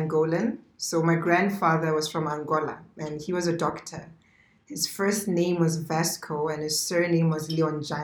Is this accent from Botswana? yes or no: yes; Maun, North-West District, Botswana; also born or lived in South Africa; I grew up in Maun. I'm a Maun baby.